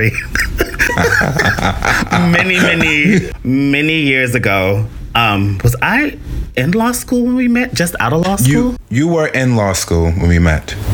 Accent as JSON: {"language": "English", "region": "Tennessee", "country": "United States", "lives_now": "New York City, United States", "said": "Because I came to NYU from Tennessee, like sort of discovered poetry and performing poetry in college."}